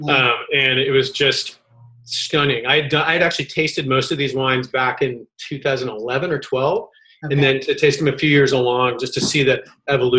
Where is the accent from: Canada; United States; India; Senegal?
United States; East Coast; now in California, United States; I grew up on the East Coast